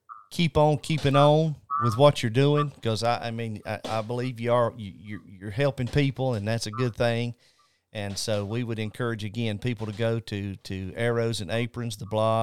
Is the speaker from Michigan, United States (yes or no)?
no; North Carolina, United States; I'm originally from North Carolina. I'm just a mountain boy from North.